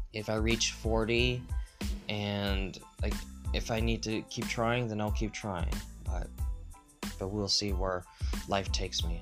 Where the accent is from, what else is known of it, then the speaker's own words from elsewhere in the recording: United States; as an American